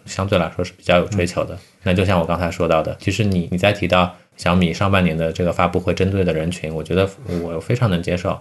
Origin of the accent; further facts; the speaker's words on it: Shanghai, China; 在我们上海这边的话，绝对不是个案